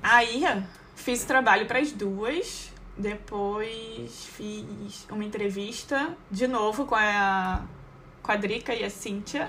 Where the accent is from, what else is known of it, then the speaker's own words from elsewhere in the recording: Niterói, Rio de Janeiro, Brazil; moved away as an adult; also born or lived in Jaraguá do Sul; eu sou de Niterói, mas eu estudava no Rio, que era no Jacaré